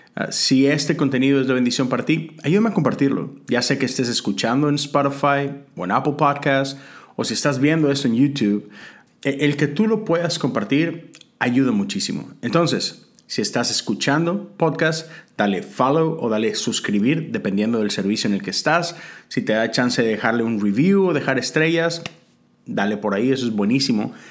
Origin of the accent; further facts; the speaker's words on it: Mexico; moved away as an adult; now in United States; como mexicano, ahora americano, no tengo que renunciar a mi ciudadanía mexicana